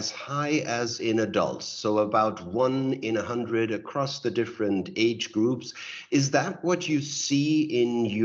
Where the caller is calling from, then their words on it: Berlin, Germany; I'm joining you from Berlin.